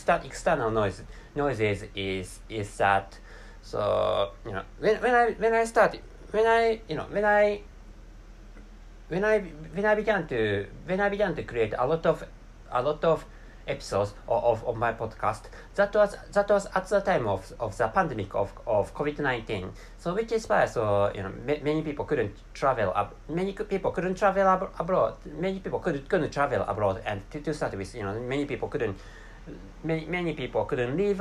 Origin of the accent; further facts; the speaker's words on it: Japan; first language Japanese; English is a second language; my mother tongue is Japanese language, and I can't speak English natively